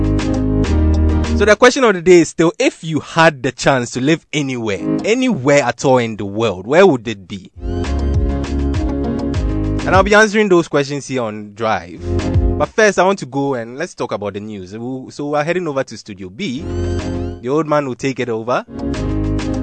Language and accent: English; Ghana; accent: local; Me, my accent is too local.